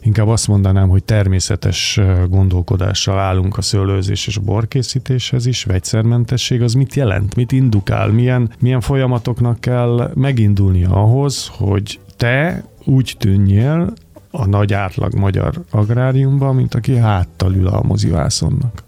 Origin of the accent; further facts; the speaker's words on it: Budapest, Hungary; moved away as an adult; now in Mór, Hungary; aki kőbányán születtem